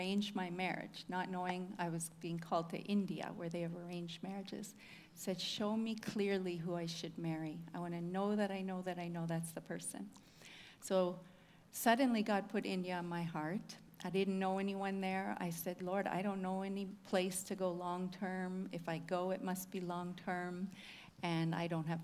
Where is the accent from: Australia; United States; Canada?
Canada; Whitemouth, Manitoba; From Manitoba. I'm from Whitemouth, if anybody knows where that is. Grew up on a farm there.